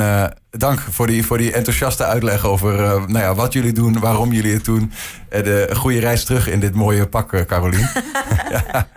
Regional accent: Netherlands; ik ben een, eh, een Nederlander

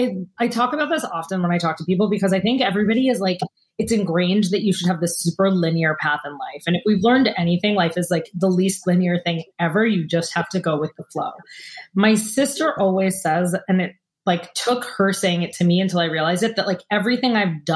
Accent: New York City, New York, United States; moved away as an adult; also born or lived in Ohio / Los Angeles / Anguilla; I grew up in New York City with parents who were extremely supportive

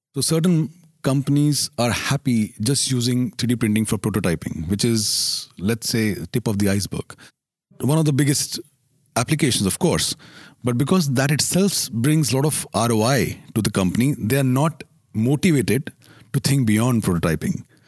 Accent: India; I'm Indian

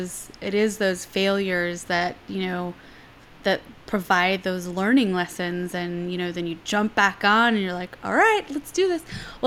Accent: San Francisco, California, United States; now in New York City, United States; when I moved to New York City, you know, I came from San Francisco, all yogi and like love and peace, not hate and war, whatever.

